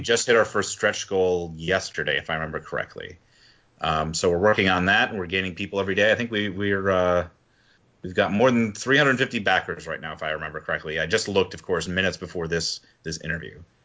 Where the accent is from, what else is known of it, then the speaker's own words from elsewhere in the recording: Wisconsin, United States; now in Philadelphia, United States; I'm from Wisconsin originally